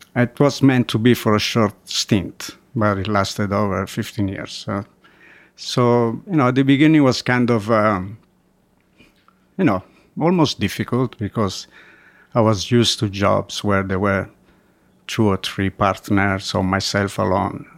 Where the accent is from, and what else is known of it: Umbria, Italy; born or raised there; English is a second language; moved away as an adult; also born or lived in Germany; now in New York City, United States